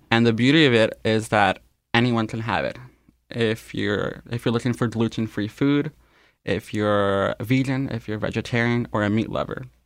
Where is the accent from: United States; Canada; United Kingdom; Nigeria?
Canada; first language Spanish; English is a second language; I was born here in Canada, though I consider Spanish to be my first language.